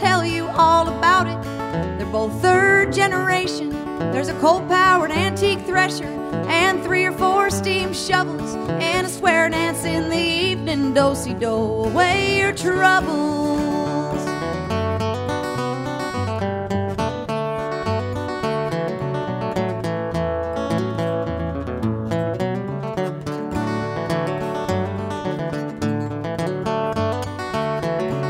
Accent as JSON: {"language": "English", "region": "Minnesota", "country": "United States", "moved": "yes", "lives_now": "Austin, United States", "said": "I'm originally from Minnesota"}